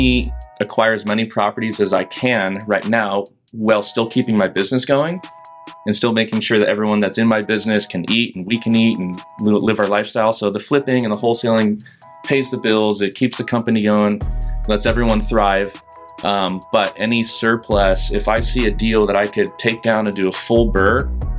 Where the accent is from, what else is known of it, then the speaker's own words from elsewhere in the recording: California, United States; now in Portland, United States; Yeah, so I am from California originally. I moved to Portland at the tail end of 2018.